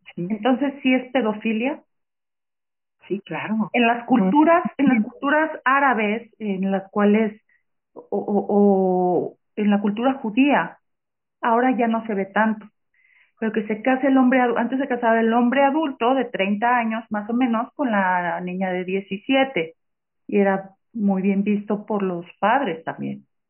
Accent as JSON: {"language": "Spanish", "country": "Mexico", "said": "nosotras como mujeres, como ciudadanas mexicanas"}